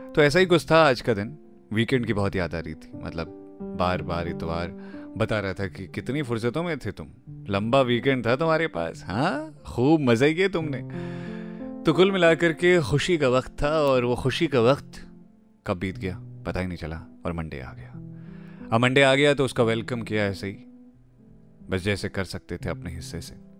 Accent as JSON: {"language": "Hindi", "area": "Chopra village, Nainital", "region": "Uttarakhand", "country": "India", "tie": "born or raised there", "moved": "yes", "said": "मेरी ना पैदाइश जो हुई है वो नैनीताल के चोपड़ा गांव में हुई है"}